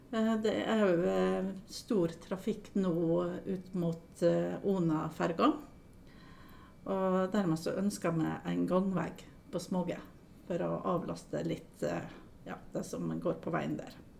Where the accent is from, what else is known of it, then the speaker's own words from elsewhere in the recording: Aukra, Møre og Romsdal, Norway; jeg er oppvokst eh, i Aukra